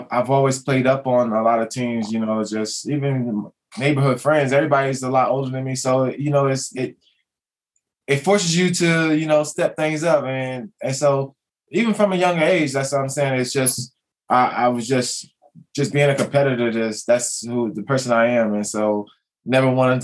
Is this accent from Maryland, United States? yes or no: yes; Potomac, Maryland, United States; my youth in Potomac, Maryland